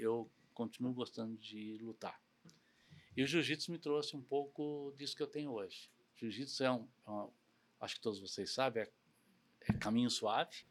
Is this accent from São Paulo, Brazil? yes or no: yes; São Paulo, Brazil; also born or lived in Cerquilho, São Paulo; eu cresci em São Paulo tudo mais, mas morava numa cidadezinha pequenininha do interior chamada Cerquilho.